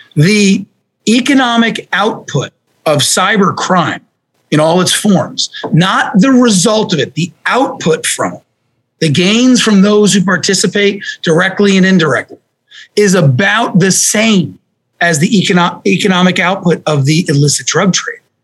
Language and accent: English; New Jersey, United States; I grew up in New Jersey